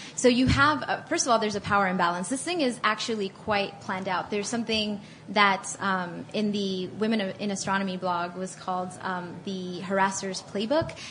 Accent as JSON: {"language": "English", "town": "Miami", "region": "Florida", "country": "United States", "tie": "born or raised there", "also_born_or_lived": "Atlanta", "moved": "as an adult", "said": "I grew up in Miami, so a lot of Hispanic people."}